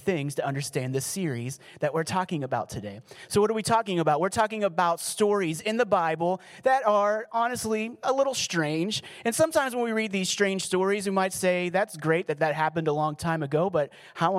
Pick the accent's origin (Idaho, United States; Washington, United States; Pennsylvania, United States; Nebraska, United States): Pennsylvania, United States; Pittsburgh; I was from Pittsburgh, so we had the whole Pennsylvania connection going on